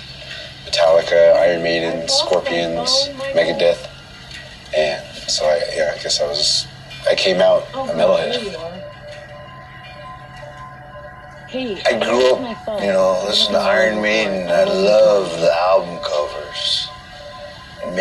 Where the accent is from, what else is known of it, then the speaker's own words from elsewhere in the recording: Window Rock, Arizona, United States; We're in Wind Rock, Arizona, my hometown